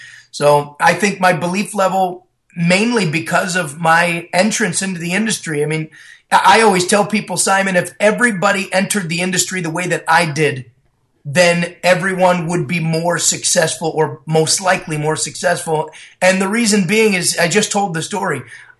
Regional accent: Las Vegas, Nevada, United States; from Las Vegas, Nevada.

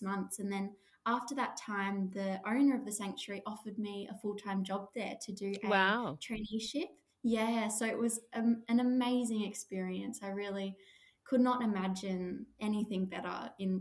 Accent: Australia; I started working at a beautiful koala and wildlife sanctuary just near my hometown, just a 10-minute drive away.

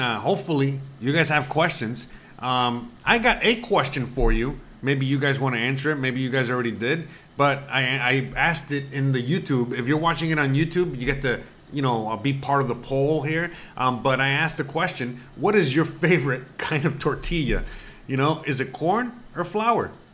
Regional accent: Miami, Florida, United States; moved away as an adult; now in Merida, Mexico; I'm from Miami

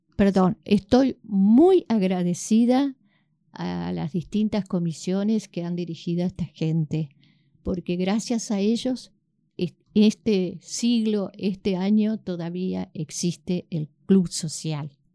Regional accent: Victoria, Entre Ríos, Argentina; now in Paraná, Argentina; Yo soy nacida en Victoria

